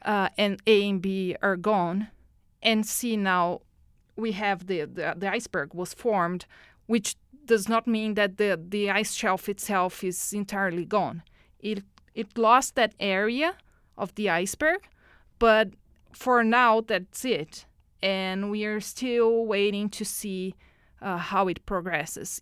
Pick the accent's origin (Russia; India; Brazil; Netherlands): Brazil; moved away as an adult; now in Edmonton, Canada; I was born in Brazil. Mm-hmm. I lived there until a couple of uh, years uh, ago when I moved to Edmonton.